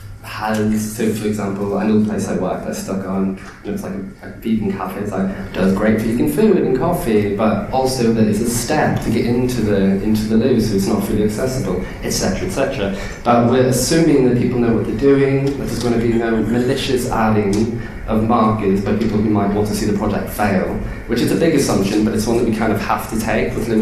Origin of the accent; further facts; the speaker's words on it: Ireland; now in London, United Kingdom; I'm just Irish